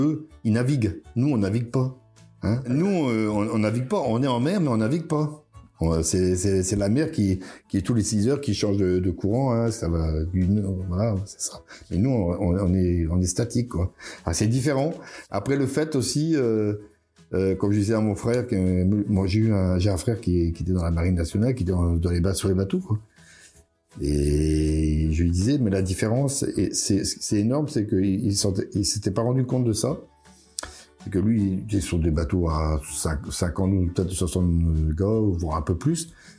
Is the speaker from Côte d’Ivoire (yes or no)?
no; Plouarzel, Brittany, France; je suis de Ploirzel, je suis un Ploirzeliste